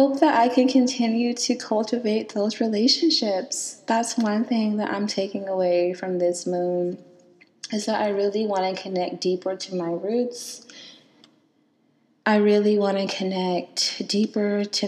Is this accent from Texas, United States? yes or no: no; Selma, Alabama, United States; moved away; I was born and raised in Selma, Alabama